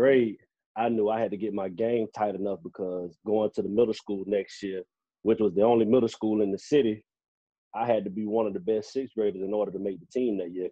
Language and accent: English; Belle Glade, Florida, United States; moved away; also born or lived in Wellington, Florida; I'm born and raised in Belgrade, Florida.